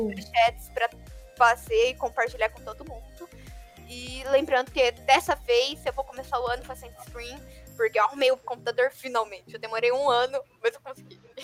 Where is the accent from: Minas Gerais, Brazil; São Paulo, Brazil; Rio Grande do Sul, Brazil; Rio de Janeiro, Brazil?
São Paulo, Brazil; interior of; Eu sou do interior de São Paulo.